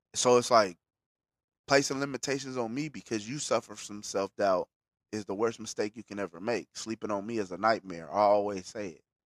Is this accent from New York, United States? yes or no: no; Bakersfield, California, United States; I'm a nigga from Bakersfield, but I ain't no Bakersfield nigga